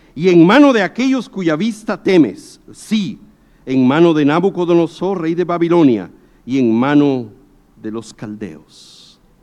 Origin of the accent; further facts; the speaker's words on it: Guatemala; moved away as an adult; also born or lived in South America; Cuando yo salí de Guatemala para ir a Sudamérica